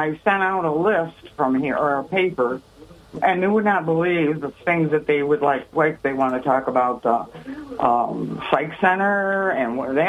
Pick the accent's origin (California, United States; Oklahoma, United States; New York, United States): New York, United States; Quinneville; moved away; I'm from Quinnyville, originally.